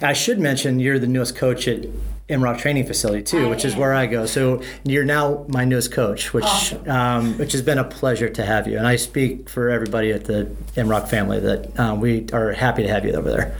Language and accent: English; Midwest, United States; I grew up in the Midwest